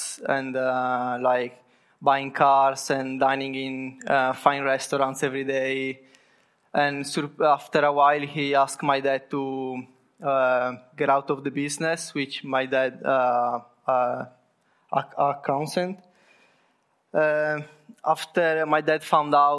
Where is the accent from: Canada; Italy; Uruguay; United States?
Italy; Sardinia; moved away; I come from Italy, precisely from Sardinia, which is an island in the south of Italy